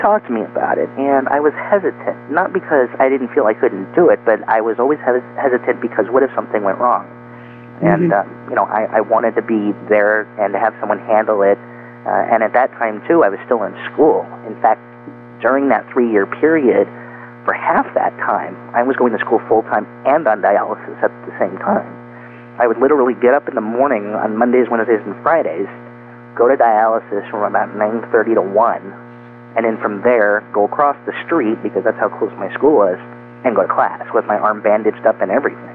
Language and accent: English; Bakersfield, California, United States; also born or lived in Los Angeles, California; I was born in Los Angeles, and so when I was about five, uh, shortly you know before my parents divorced, a few years later, we moved to Bakersfield, California